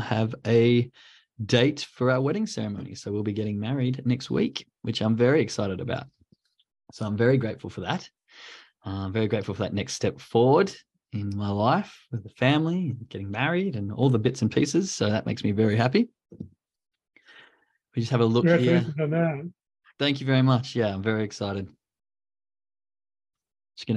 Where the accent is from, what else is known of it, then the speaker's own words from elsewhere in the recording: Australia; now in Germany; as an Aussie, a white Christmas is a nice kind of different feel